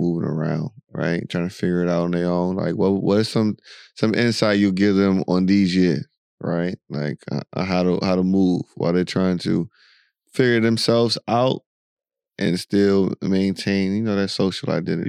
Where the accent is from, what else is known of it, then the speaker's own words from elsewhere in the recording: United States; moved away as an adult; now in United Arab Emirates; the America you and I grew up in and lived